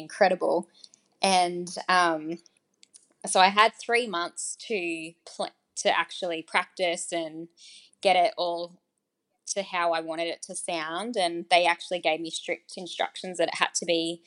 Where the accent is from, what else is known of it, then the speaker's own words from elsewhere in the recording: Australia; being Australian